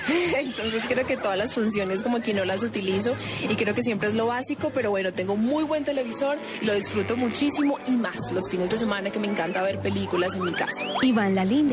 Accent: Paisa, Antioquia, Colombia; como buena paisa

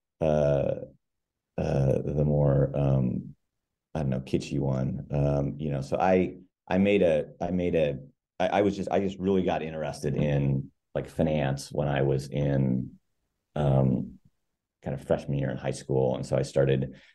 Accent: Iowa, United States; moved away as an adult; also born or lived in Minneapolis, Minnesota; now in Seattle, United States; born and raised in Iowa, small river town, southeast corner of the state

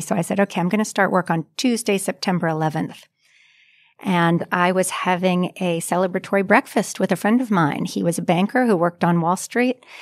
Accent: Washington, District of Columbia, United States; moved away as an adult; now in Australia; growing up in Washington, D.C.

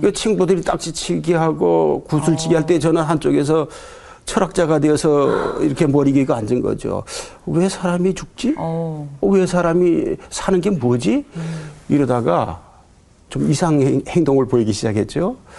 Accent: Gangwon, South Korea; moved away as an adult; now in Ansan, South Korea; 제가 강원도에서 자라면서 정말 열심히 공부했거든요

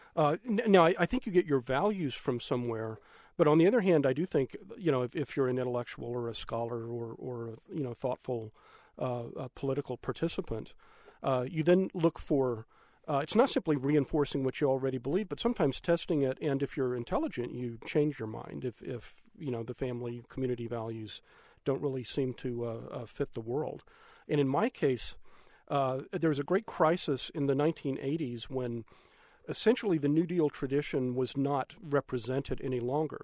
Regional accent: Austin, Texas, United States; I'm a fifth generation native of Austin, Texas, uh, in Central Texas

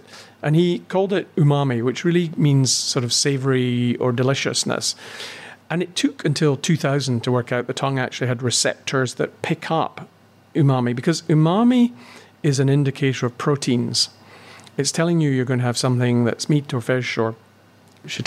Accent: Glasgow, Scotland, United Kingdom; I grew up in Glasgow

